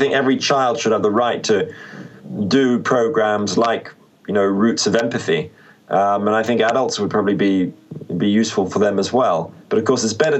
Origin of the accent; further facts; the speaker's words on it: Australia; moved away; I'm from Australia